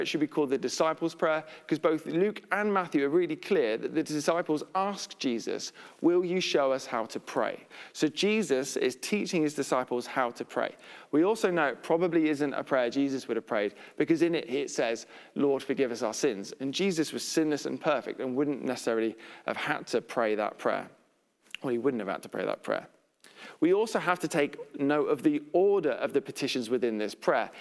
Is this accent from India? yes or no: no; United Kingdom; we're British